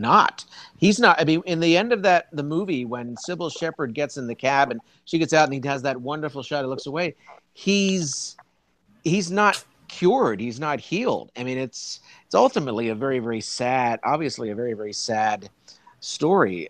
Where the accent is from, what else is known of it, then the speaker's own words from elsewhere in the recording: Wilmington, Delaware, United States; moved away as an adult; also born or lived in Philadelphia, Pennsylvania; now in New York, United States; I grew up in Wilmington, Delaware